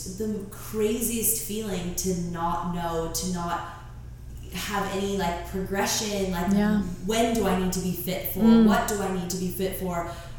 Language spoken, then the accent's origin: English; Los Angeles, California, United States; moved away as an adult; now in Orlando, United States; I grew up in Los Angeles. My dad is from New Zealand, and my mom is American